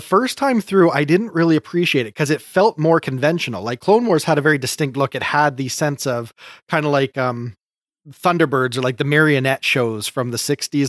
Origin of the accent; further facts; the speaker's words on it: Canada; I enjoy being Canadian